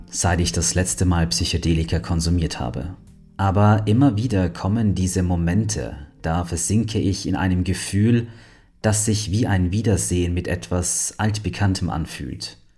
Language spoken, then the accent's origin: German; Berlin, Germany; Ich bin in Berlin aufgewachsen. Meine Eltern trennten sich früh. Mein Vater starb, als ich 15 war.